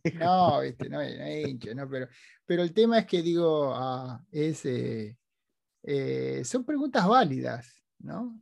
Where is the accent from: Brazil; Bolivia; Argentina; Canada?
Argentina; now in United States; los argentinos no éramos mucho menos, mucho más simpáticos que eso